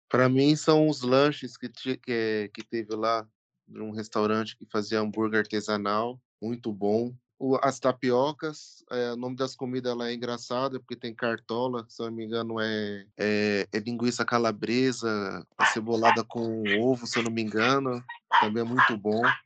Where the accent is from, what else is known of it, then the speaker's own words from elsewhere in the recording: Santo André, São Paulo, Brazil; Nasci em Santo André, São Paulo